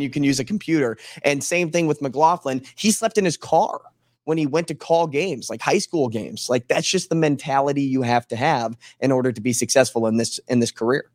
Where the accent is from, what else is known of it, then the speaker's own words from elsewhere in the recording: St. Louis, Missouri, United States; moved away; I grew up in Saint Louis.